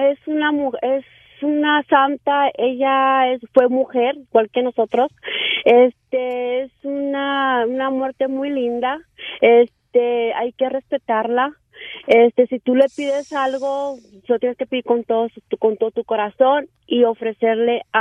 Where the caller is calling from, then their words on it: Fort Collins, Colorado, United States; soy aquí de Fort Collins, Colorado.